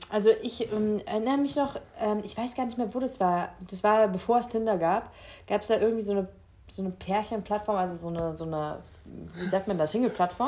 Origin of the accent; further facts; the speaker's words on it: Rhineland-Palatinate, Germany; ich bin ja Pfälzer